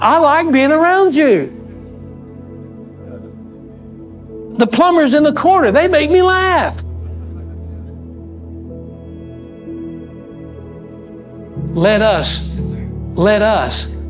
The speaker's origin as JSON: {"language": "English", "region": "West Texas", "country": "United States", "said": "I'm from West Texas"}